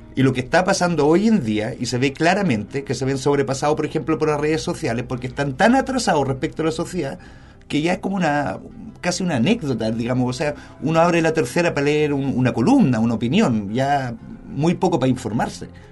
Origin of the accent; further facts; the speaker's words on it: Germany; also born or lived in Spain; now in Chile; yo crecí en Alemania y después en España